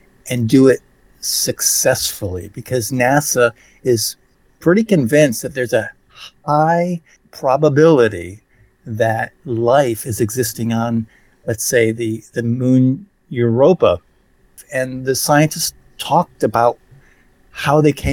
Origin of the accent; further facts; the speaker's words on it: Sarasota, Florida, United States; I grew up on the Gulf of Mexico in Sarasota, Florida